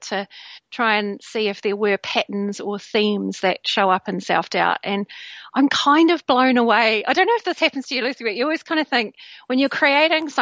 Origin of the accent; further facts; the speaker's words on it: New Zealand; now in Bristol, United Kingdom; I was born in New Zealand, but I live in Bristol, and I've lived in the UK for many, many years